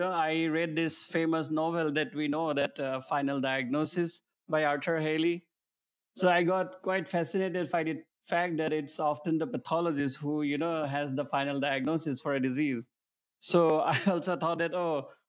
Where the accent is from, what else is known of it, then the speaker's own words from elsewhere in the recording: Assam, India; moved away as an adult; also born or lived in New Delhi / Kuwait; now in United States; I grew up in Assam, which is a small state in northeast part of India